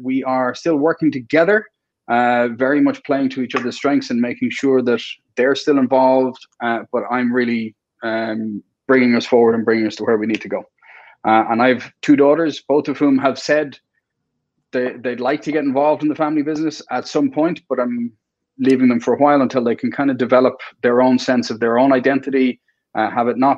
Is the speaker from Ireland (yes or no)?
yes; Ireland; also born or lived in Saudi Arabia; I'm Irish.